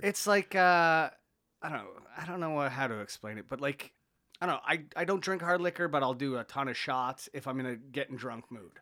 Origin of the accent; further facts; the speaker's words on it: Canada; I'm Canadian, but, like, the, the heritage is Irish